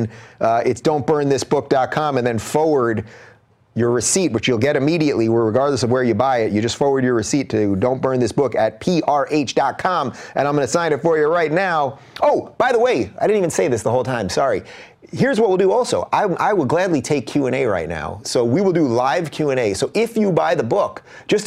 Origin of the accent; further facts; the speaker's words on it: Long Island, New York, United States; moved away as an adult; also born or lived in Brooklyn, New York / Binghamton, New York; now in Los Angeles, United States; I'm a true New Yorker, really. I was born in Brooklyn. I grew up in Long Island